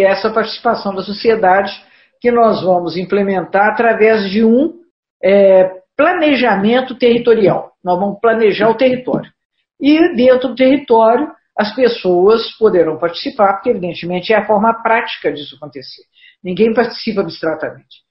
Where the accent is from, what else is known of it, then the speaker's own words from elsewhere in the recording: Juiz de Fora, Minas Gerais, Brazil; nessa região que as pessoas brincam que nós somos cariocas do Brejo